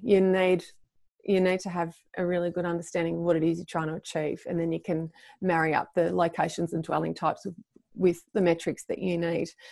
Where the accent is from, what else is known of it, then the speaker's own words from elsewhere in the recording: Melbourne, Victoria, Australia; for Melbourne, for my hometown